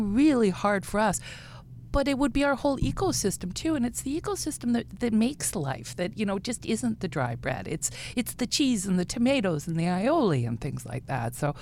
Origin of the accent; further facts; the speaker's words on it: Regina, Saskatchewan, Canada; moved away; also born or lived in Vancouver; I'm originally from Regina